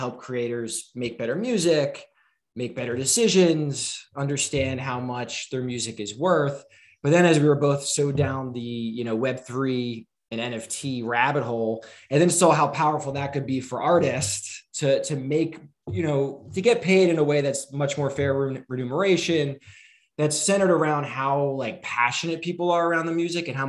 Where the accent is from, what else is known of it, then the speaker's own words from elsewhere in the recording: New Jersey, United States; We're both from South Jersey. We used to live, there's like this strip of trees between our houses when we were kids